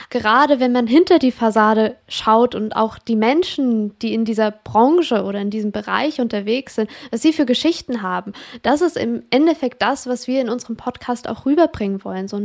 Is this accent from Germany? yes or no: no; Switzerland; ich komme aus der Schweiz